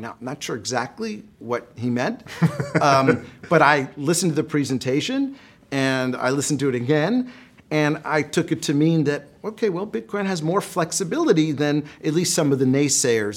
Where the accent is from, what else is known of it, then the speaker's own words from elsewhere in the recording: United States; I'm an American.